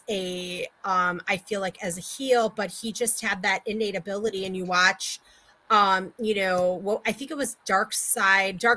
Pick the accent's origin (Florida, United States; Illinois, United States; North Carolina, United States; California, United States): Illinois, United States; Chicago; I'm from Chicago. Chicagoans don't have filters.